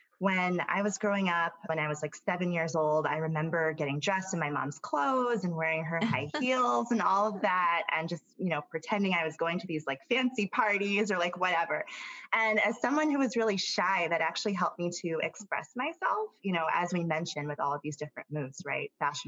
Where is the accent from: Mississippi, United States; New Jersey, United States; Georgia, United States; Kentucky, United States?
Georgia, United States; Atlanta; also born or lived in Alabama / Tennessee; now in New York City, United States; So I was born in Alabama. 2 weeks after that, I moved to Atlanta. 2 years after that, I moved back to Alabama. A few years after that, I moved to Tennessee, and then I moved back to Atlanta, Georgia.